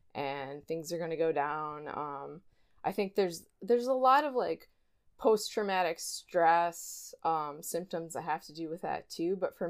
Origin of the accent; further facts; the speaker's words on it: Wiesbaden, Hesse, Germany; born there; first language German; English is a second language; But prior to that I was born in Wiesbaden, Germany.